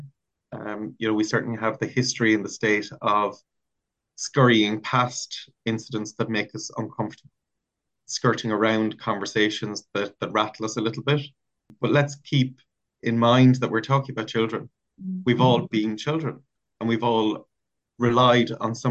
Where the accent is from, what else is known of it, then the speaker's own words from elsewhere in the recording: Ireland; as an Irish national, as maybe a citizen working in the area